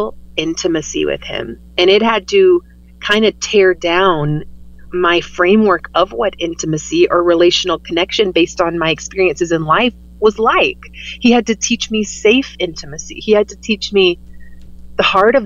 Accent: the Bible Belt, United States; I grew up in the Bible Belt

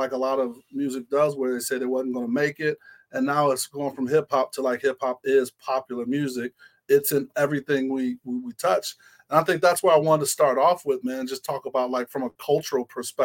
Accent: Ohio, United States; also born or lived in Florida; growing up in Ohio, well, born in Florida, but grew up in Ohio

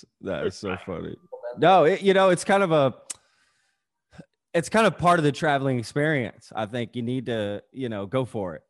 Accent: Texas, United States; first language Spanish; English is a second language; I grew up in Texas.

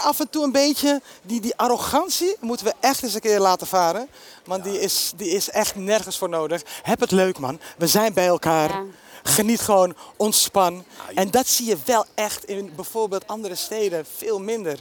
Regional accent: Amsterdam, North Holland, Netherlands; Ik kom uit de Bijlmer

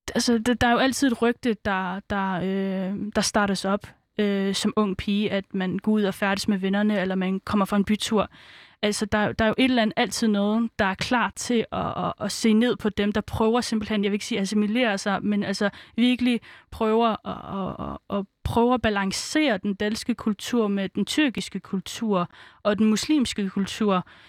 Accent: Aarhus, Central Denmark Region, Denmark; also born or lived in Svendborg, Funen; jeg er jo født på Fyn, så øh, vi startede først ud med at være på Fyn, øhm, og så øhm, fik min far et arbejde nær Aarhus, så flyttede vi til Aarhus. Øh, og der gik jeg så på en indvandrerskole

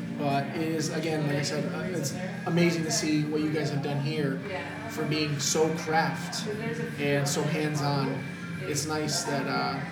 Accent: Michigan, United States; from up north in Michigan, where I'm from

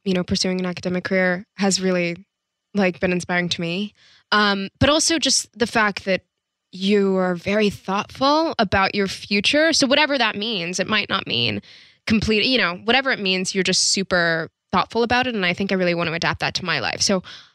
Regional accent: Atlanta, Georgia, United States; now in Los Angeles, United States; I'm from Atlanta

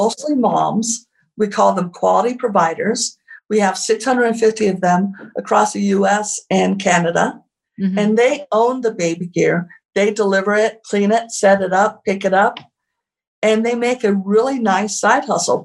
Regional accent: Santa Fe, New Mexico, United States; Santa Fe, which is really actually my hometown

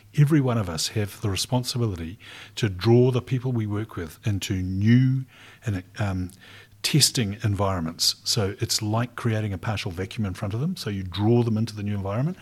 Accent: Rotorua, Bay of Plenty, New Zealand; also born or lived in Dunedin; now in Christchurch, New Zealand; I grew up in Rotorua

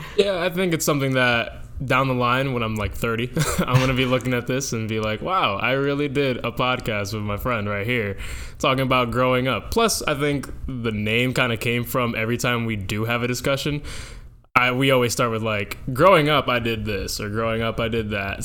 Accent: Dover, New Jersey, United States; I come from Dover, New Jersey, in Morris County.

